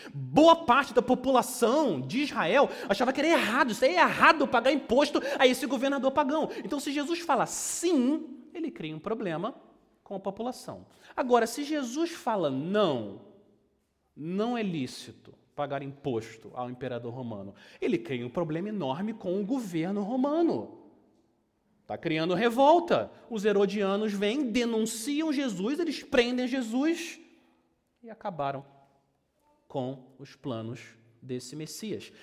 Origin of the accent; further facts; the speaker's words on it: Brazil; accent: Brazilian; a minha pronúncia brasileira